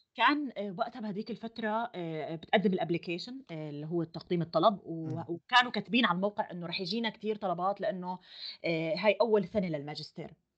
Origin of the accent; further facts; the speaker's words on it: Jordan; moved away as an adult; now in Germany; انا جاي من الاردن